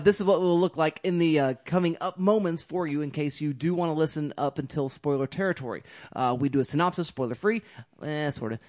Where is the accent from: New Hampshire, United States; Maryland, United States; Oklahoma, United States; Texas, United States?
Oklahoma, United States; Carnegie; moved away; Carnegie, yeah. I'm from Carnegie.